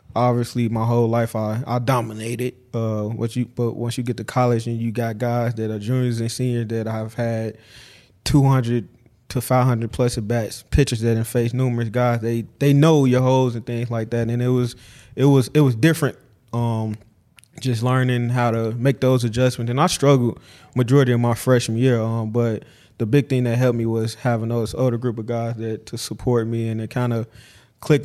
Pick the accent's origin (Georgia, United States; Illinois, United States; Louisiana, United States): Illinois, United States; Chicago; moved away as an adult; I'm from Chicago